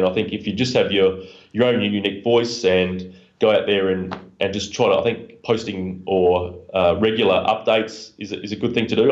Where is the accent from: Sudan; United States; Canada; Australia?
Australia; Adelaide, South Australia; the University of South Australia in my hometown in, in Adelaide, Australia